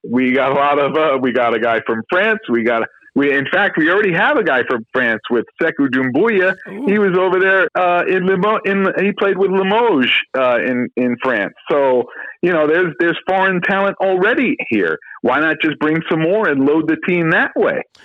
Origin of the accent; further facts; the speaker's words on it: New York, United States; moved away as an adult; also born or lived in Miami; I was from New York